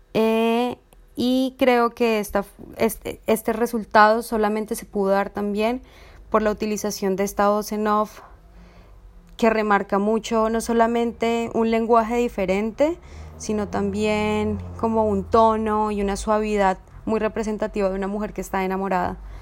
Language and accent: Spanish; Colombia; soy artista visual y realizadora colombiana